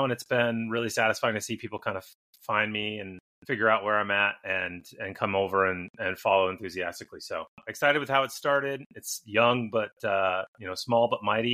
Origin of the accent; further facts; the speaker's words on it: Midwest, United States; I grew up in the Midwest